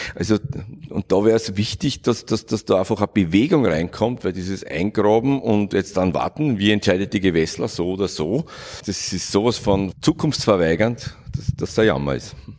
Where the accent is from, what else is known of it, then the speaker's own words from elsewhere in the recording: Vienna, Austria; Ich bin in Kagran aufgewachsen